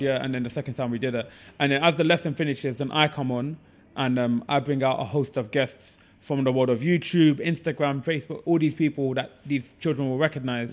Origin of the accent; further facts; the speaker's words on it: Ilford, London, United Kingdom; also born or lived in East Ham; I grew up in Ilford, hence the alter ego of Ilford's finest